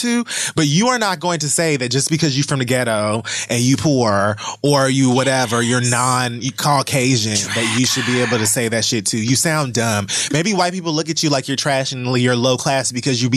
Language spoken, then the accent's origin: English; Miami, Florida, United States; I'm also from Miami